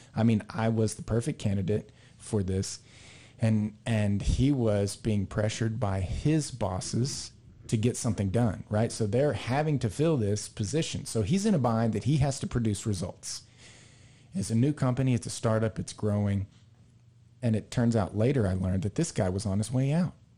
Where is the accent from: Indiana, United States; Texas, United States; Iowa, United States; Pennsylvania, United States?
Texas, United States; we're from Texas